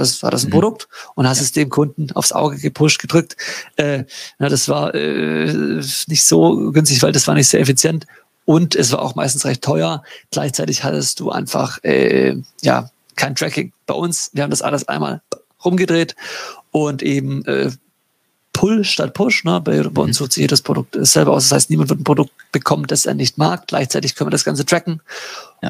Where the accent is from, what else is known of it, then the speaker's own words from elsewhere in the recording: Baden-Württemberg, Germany; Ich komme aus, aus Baden-Württemberg in Deutschland.